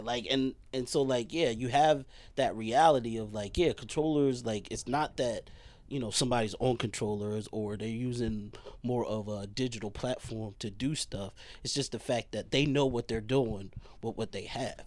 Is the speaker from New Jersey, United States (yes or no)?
yes; Franklin, New Jersey, United States; I'm actually from Franklin. um, not from New Brunswick